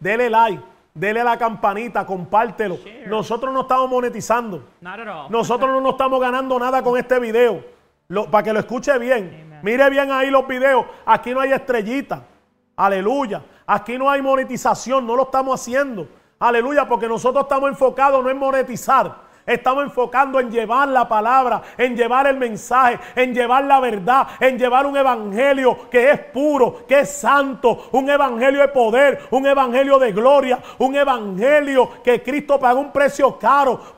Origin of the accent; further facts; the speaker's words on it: Puerto Rico; aquí, está el puertorriqueño